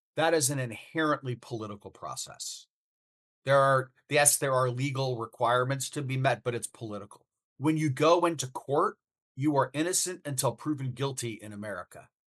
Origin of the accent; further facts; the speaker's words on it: United States; as an American